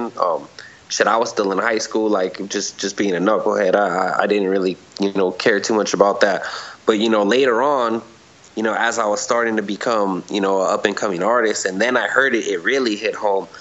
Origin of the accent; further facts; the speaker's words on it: California, United States; growing up in the streets, growing up in California